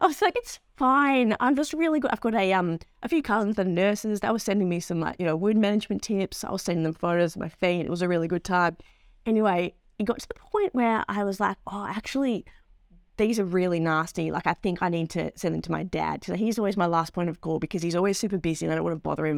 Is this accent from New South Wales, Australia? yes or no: no; Melbourne, Victoria, Australia; As someone that very much grew up in Melbourne, um, inner city Melbourne